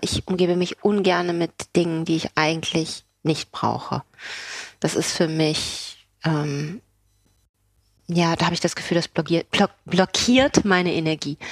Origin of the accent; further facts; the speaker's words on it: Kiel, Schleswig-Holstein, Germany; accent: German accent; moved away as an adult; also born or lived in Neumünster / Hamburg / Belgium / Paris; ich bin in Kiel geboren